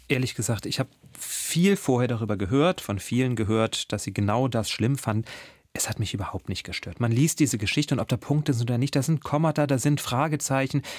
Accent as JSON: {"language": "German", "area": "near the Baltic coast", "region": "Northern Germany", "country": "Germany", "tie": "born or raised there", "said": "Ich bin aus Norddeutschland, ich bin in der Nähe der Ostseeküste groß geworden"}